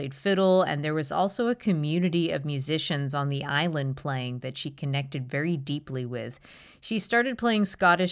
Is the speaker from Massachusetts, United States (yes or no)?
yes; Boston, Massachusetts, United States; I grew up in like suburban Boston